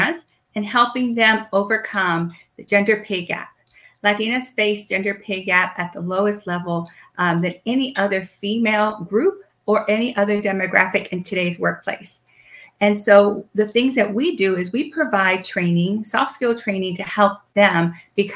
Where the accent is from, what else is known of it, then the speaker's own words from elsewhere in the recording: Puerto Rico; I'm from Puerto Rico